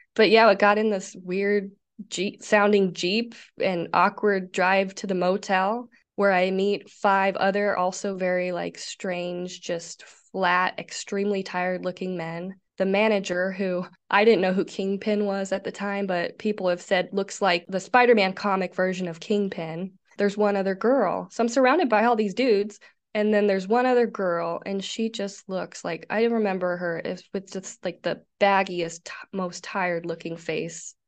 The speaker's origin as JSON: {"language": "English", "region": "Nebraska", "country": "United States", "said": "I'm from the Midwest, good old state of Nebraska"}